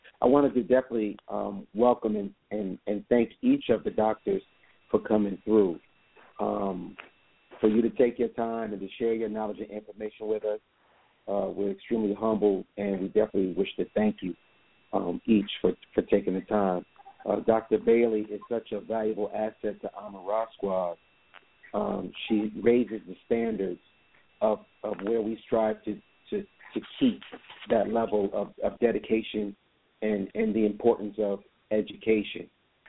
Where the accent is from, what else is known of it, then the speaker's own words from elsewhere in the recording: Jamaica; now in United States; because originally I'm from Jamaica, so you know I came here and I just took advantage of the opportunity.